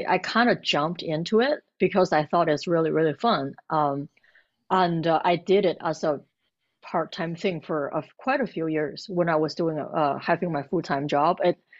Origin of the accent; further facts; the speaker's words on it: Beijing, China; moved away as an adult; Because I came from Beijing, it's like pretty crowded and busy. And at the time, my husband actually told me, it was like, oh, we're moving to a nice little city.